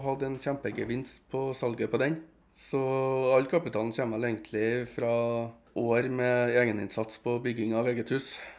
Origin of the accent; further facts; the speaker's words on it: Trondheim, Trøndelag, Norway; Jeg kommer jo fra Ranheim-sida i Trondheim